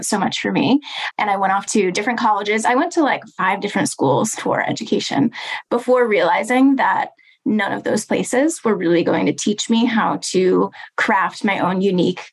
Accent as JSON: {"language": "English", "area": "about 45 minutes outside of Chicago", "region": "suburbs of Illinois", "country": "United States", "tie": "born or raised there", "said": "I was in my hometown in the suburbs of Illinois, about 45 minutes outside of Chicago"}